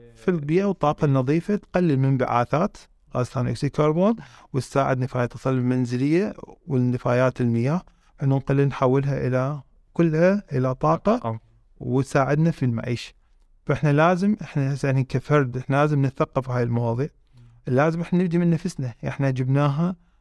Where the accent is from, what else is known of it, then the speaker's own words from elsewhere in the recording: Iraq; احنا يعني في عندنا في العراق